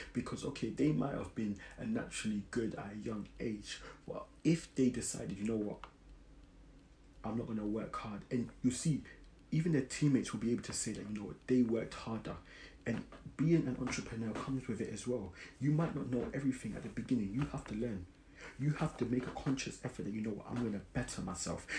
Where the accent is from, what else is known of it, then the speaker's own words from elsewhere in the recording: London, United Kingdom; I grew up in South London, Brixton.